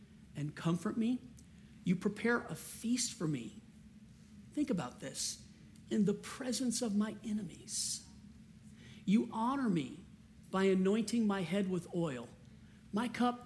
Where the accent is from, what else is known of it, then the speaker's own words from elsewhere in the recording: Cajun, Louisiana, United States; I'm a Cajun